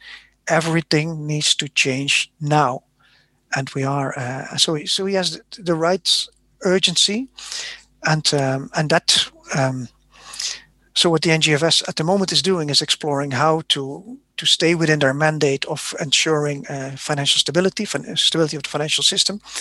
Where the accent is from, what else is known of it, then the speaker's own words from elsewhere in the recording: Netherlands; I'm from the Netherlands